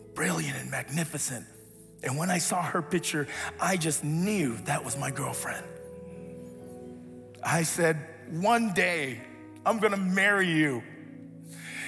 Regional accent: United States; I grew up here in the States when we moved out here.

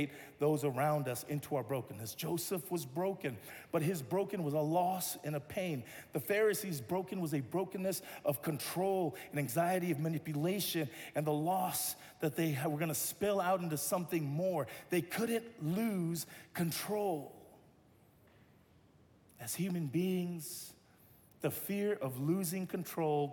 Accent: Tonga; now in Los Angeles, United States; I'm Tongan

